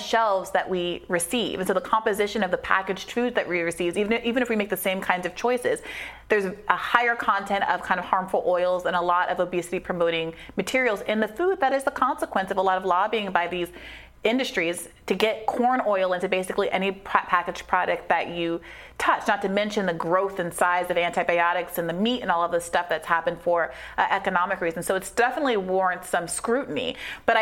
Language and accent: English; New York, United States; I'm from New York